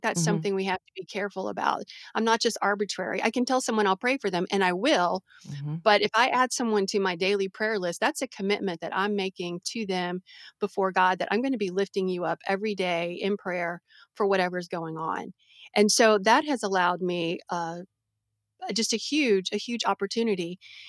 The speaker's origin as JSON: {"language": "English", "country": "Brazil", "tie": "born or raised there", "said": "So I grew up as a missionary kid. I grew up in Brazil. And I had an amazing childhood in the jungles of Brazil and going up to the capital city."}